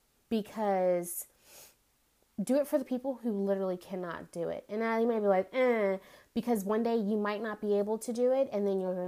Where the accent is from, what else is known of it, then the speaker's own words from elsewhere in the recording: United States; I, as an American citizen